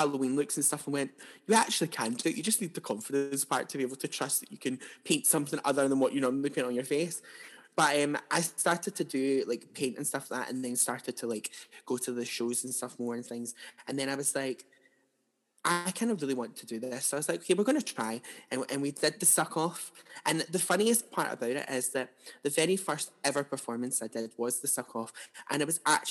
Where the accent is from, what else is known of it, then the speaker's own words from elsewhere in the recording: Paisley, Scotland, United Kingdom; also born or lived in Glasgow / Greenock; I grew up in Paisley, but I went to college in Greenock to study music performance